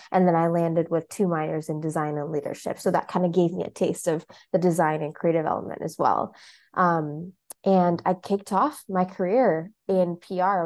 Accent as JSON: {"language": "English", "town": "Mombasa", "region": "Mombasa County", "country": "Kenya", "tie": "born or raised there", "moved": "yes", "lives_now": "Chicago, United States", "said": "I'm based currently in Chicago, as well as in my hometown of Mombasa in Kenya."}